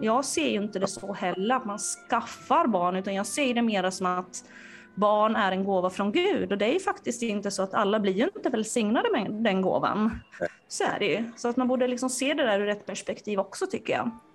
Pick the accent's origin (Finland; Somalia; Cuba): Finland; now in Sweden; jag är från Finland